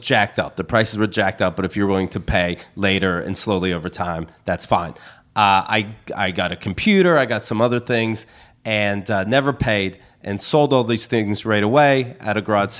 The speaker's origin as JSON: {"language": "English", "area": "near Pittsburgh", "region": "Pennsylvania", "country": "United States", "moved": "as an adult", "lives_now": "New York, United States", "said": "Close to Pittsburgh, Pennsylvania, but the real country, farmland."}